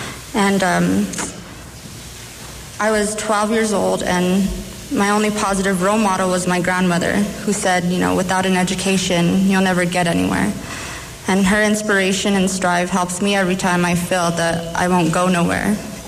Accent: Zacatecas, Mexico; now in United States; I come from a Mexican family. We come from Zacatecas. I immigrated illegally with my mom.

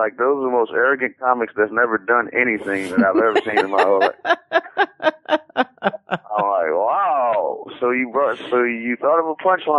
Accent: Washington, District of Columbia, United States; also born or lived in Texas / New York; now in California, United States; even though I'm from D.C.

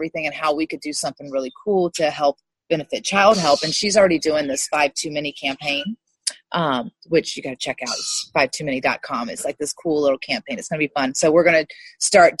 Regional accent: Montpelier, Virginia, United States; I'm from Virginia. I grew up in a small town outside of Richmond, Virginia, Montpelier, Virginia.

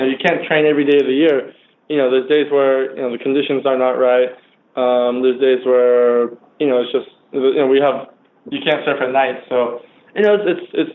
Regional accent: Huntington Beach, California, United States; born or raised there

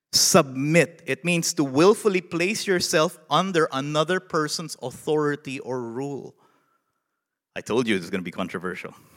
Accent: Philippines; moved away as an adult; now in Nashville, United States; a Filipino in the United States

